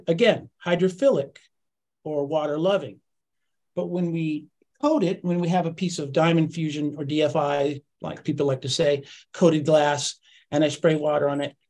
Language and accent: English; Monterey area, California, United States; now in Santa Cruz, United States; I grew up in Marina and then Pacific Grove and Monterey and Carmel and all that. And then moved to Santa Cruz up where Chris is